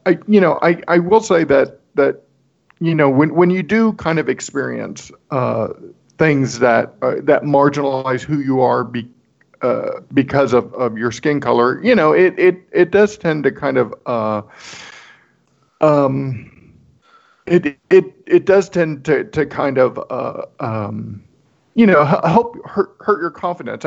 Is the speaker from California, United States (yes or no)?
no; Corpus Christi, Texas, United States; moved away; I grew up in South Texas, which is predominantly Hispanic